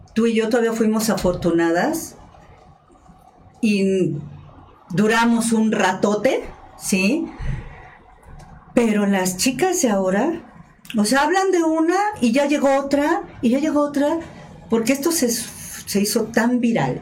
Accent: Mexico; como mexicanos

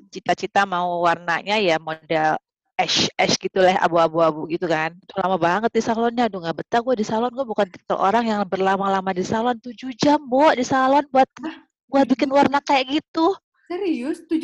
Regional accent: Jakarta, Indonesia; also born or lived in Aceh / Bandung; Lahir di Aceh, terus gue kelas 4 SD pindah ke Jakarta besar hmm? Jakarta, kuliah di Bandung.

